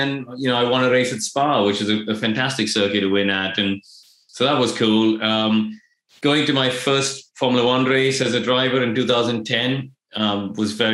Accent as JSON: {"language": "English", "country": "India", "tie": "born or raised there", "moved": "yes", "said": "I grew up in India."}